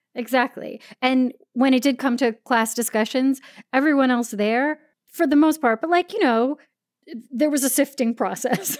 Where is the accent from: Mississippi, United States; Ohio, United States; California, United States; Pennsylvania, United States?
California, United States; San Diego; we grew up in North County, San Diego